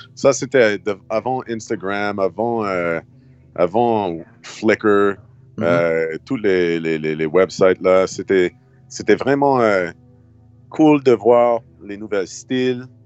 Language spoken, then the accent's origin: French; Halifax, Nova Scotia, Canada; French is a second language; moved away as an adult; also born or lived in Montreal; j'ai déménagé à Montréal quand j'avais 18 ans. J'ai quitté Halifax.